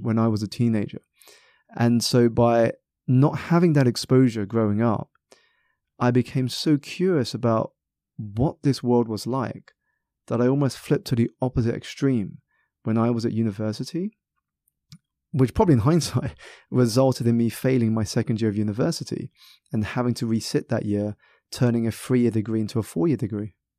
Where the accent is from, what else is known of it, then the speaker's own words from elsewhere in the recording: South East England, United Kingdom; I was born in Southeast England, um, very much part of a minority